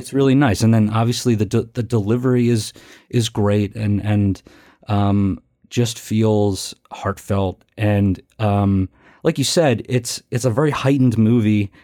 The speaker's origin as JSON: {"language": "English", "town": "Philadelphia", "region": "Pennsylvania", "country": "United States", "said": "I'm from Philadelphia"}